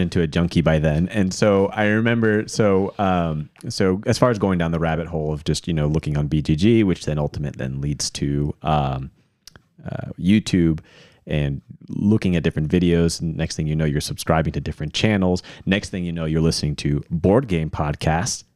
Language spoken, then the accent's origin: English; Hickory, North Carolina, United States; I grew up in Hickory, North Carolina